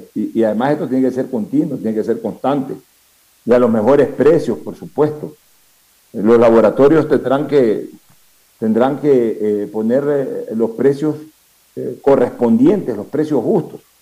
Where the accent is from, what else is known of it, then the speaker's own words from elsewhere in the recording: Ecuador; Somos los ecuatorianos